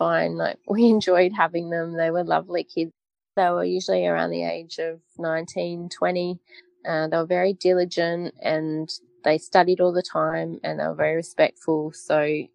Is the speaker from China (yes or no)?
no; Wagga Wagga, New South Wales, Australia; moved away; also born or lived in Adelaide, South Australia; I grew up in Wagga Wagga on an inland lake